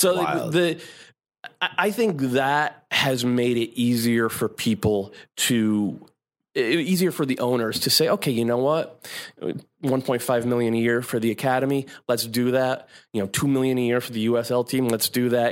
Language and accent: English; Connecticut, United States; moved away as an adult; also born or lived in San Francisco Bay Area; now in New York, United States; I'm an East Coast boy. I'm from Connecticut